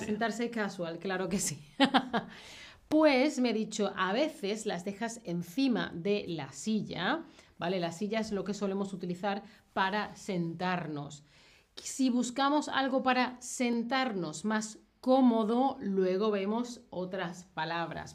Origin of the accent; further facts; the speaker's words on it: southern Spain, Spain; Yo, que soy del sur de España